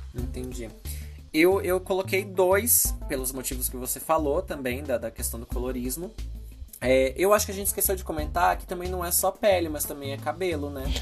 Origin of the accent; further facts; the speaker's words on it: Brazil; moved away as an adult; now in United States; eu não estar tá mais no Brasil há alguns anos